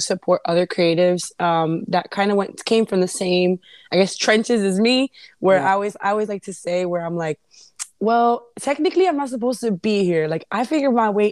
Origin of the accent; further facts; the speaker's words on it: New York City, New York, United States; also born or lived in Brooklyn; now in New Jersey, United States; originally I was born in the Bronx